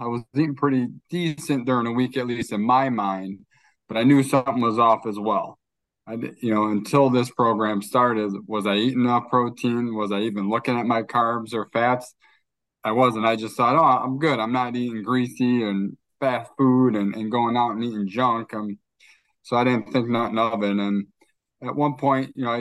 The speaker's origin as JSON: {"language": "English", "town": "Chicago", "region": "Illinois", "country": "United States", "tie": "born or raised there", "also_born_or_lived": "New Jersey", "said": "I was born in New Jersey. I've spent most of my life in Chicago"}